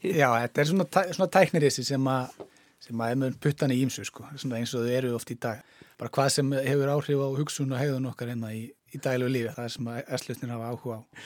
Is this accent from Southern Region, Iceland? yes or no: yes; Hvolsvöllur, Southern Region, Iceland; also born or lived in Selfoss; Ég er frá, hérna, ég er frá Kolsvöldi